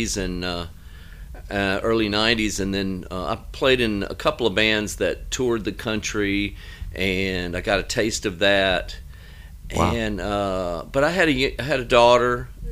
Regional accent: Alabama, United States; born or raised there; accent: Alabama; moved away as an adult; also born or lived in Chicago / Atlanta; now in Nashville, United States

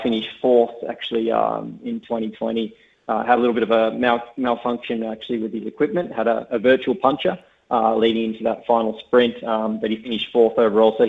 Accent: Tasmania, Australia

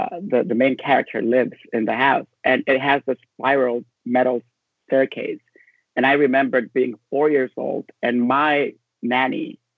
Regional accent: Honduras; moved away; I was born and raised in Honduras

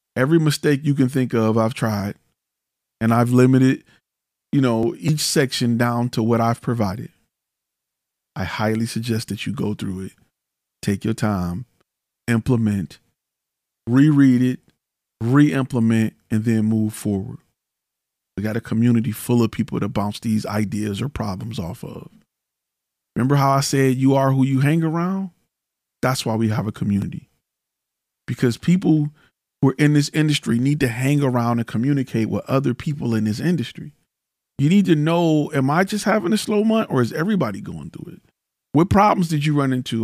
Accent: Detroit, Michigan, United States; I'm from Detroit

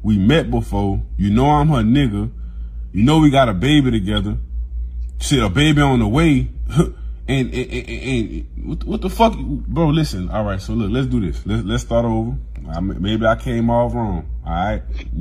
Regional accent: Louisiana, United States; Y'all hear it in my voice. I'm from Louisiana

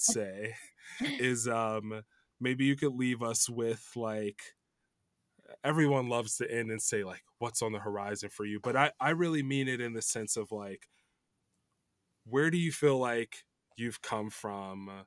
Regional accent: Chicago suburbs, Illinois, United States; moved away as an adult; also born or lived in New York; now in Los Angeles, United States; I grew up in Chicago suburbs

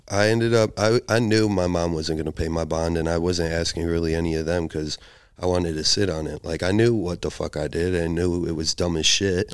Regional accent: Chicago, Illinois, United States; accent: Chicago; now in Portland, United States; my accent is like a Chicago accent

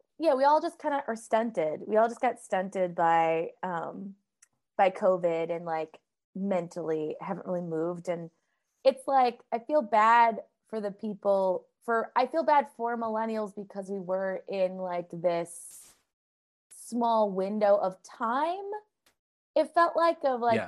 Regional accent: Boston, Massachusetts, United States; also born or lived in Minneapolis, Minnesota; I grew up in both the Minneapolis and Boston

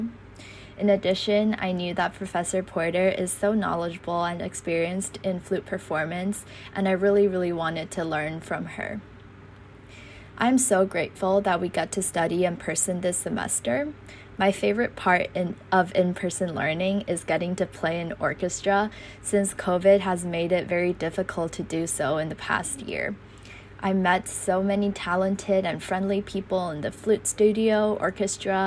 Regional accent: Taiwan; I am a freshman from Taiwan

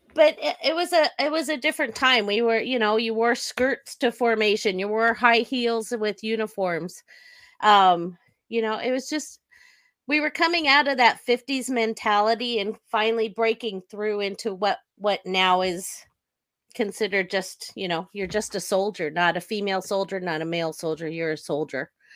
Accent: Sacramento, California, United States; I was born and raised in Sacramento, California. I still live in the area.

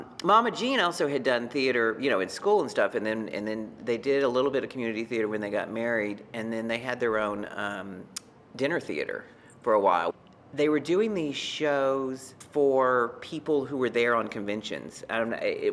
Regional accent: Beaumont, Texas, United States; moved away as an adult; now in New York, United States; my hometown of Beaumont, Texas

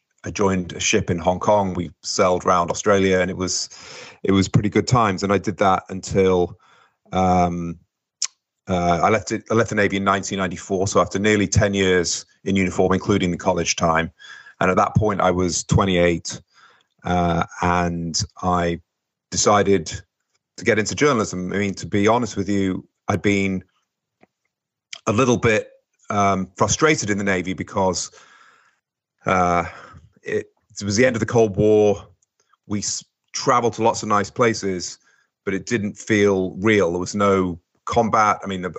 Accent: England, United Kingdom; also born or lived in Portsmouth; now in United States; I was born in Britain, in United Kingdom. So I was born in Portsmouth, which is south of England, a naval port

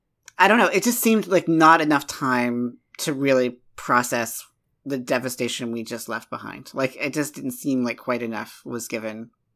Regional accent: Appalachia, United States; I'm from Appalachia

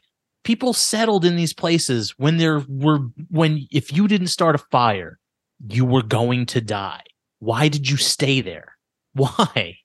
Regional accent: New York, United States; now in Los Angeles, United States; I grew up in New York

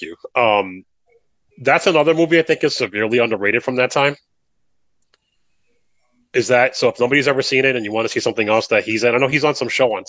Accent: United States; also born or lived in New Jersey; I grew up in New York and like in New Jersey

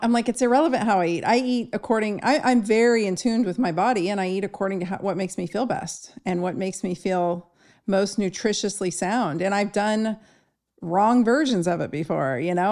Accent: Southern California, United States; I grew up in Southern California

